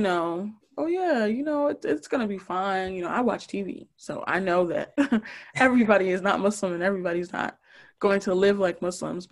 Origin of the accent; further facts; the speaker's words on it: Newark, New Jersey, United States; now in North Brunswick, United States; I grew up in Newark